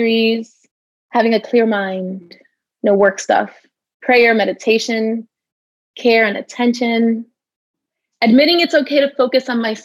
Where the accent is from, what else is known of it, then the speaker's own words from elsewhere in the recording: New York City, New York, United States; I grew up in the Bronx